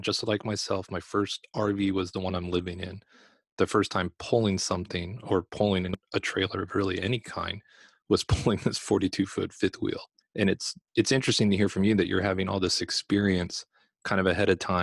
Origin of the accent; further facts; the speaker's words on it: California, United States; moved away; I'm from California originally